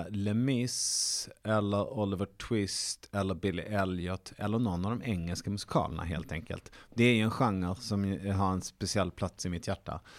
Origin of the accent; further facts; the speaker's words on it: Sweden; vi är svenskar.